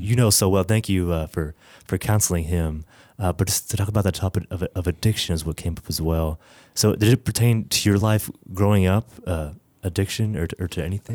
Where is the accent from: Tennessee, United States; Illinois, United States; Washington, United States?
Tennessee, United States; Middle; I grew up here in Middle Tennessee